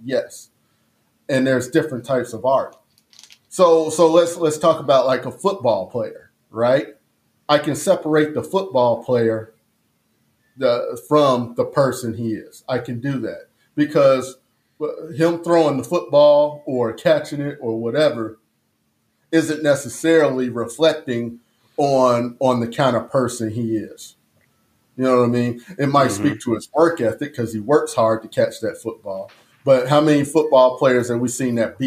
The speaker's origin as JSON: {"language": "English", "town": "Chicago", "region": "Illinois", "country": "United States", "tie": "born or raised there", "said": "I grew up in the Harold Ickey homes"}